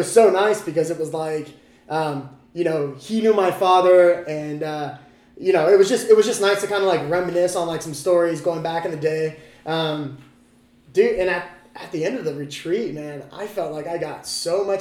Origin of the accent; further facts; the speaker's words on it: California, United States; moved away; also born or lived in Idaho Falls; I'm originally from California